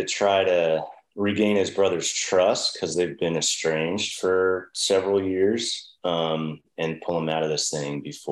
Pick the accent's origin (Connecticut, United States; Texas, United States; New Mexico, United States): Connecticut, United States; I grew up with him in Connecticut.